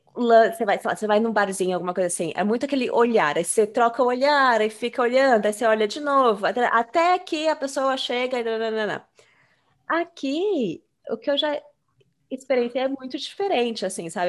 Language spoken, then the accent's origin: Portuguese; Brazil; now in United States; a gente saiu do Brasil.